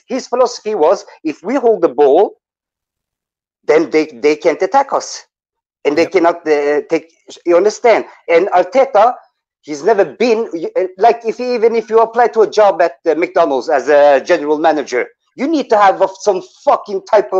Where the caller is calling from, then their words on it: Norway; English is a second language; It's … from Norway again, Harry.